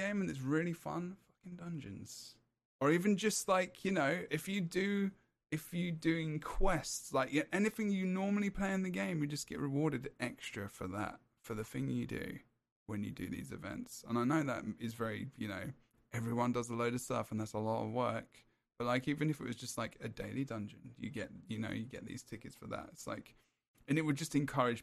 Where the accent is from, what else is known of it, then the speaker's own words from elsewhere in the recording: England, United Kingdom; I'm English